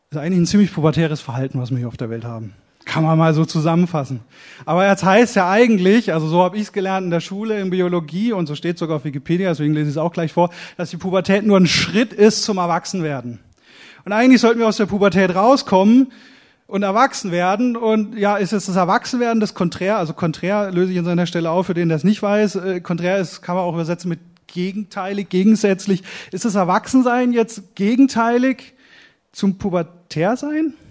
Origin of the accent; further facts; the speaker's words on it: Oberkirch, Baden-Württemberg, Germany; born there; ich bin zwar gebürtiger Bad, Badner, sagt man, glaube ich. Äh, ich bin in Oberkirch geboren, am Fuße des Schwarzwalds, wurde aber, ich sag Gott sei Dank, meine Frau sagt, wie kannst du nur Hochdeutsch erzogen?